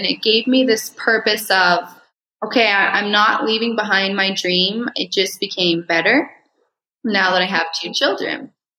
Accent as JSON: {"language": "English", "country": "Mexico", "tie": "born or raised there", "said": "Coldwell Banker has been such a big part of my story with growing up in Mexico"}